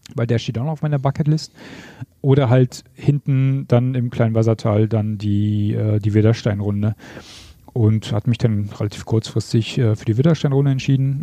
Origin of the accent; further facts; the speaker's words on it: East Germany, Germany; ich bin ja ein Ossi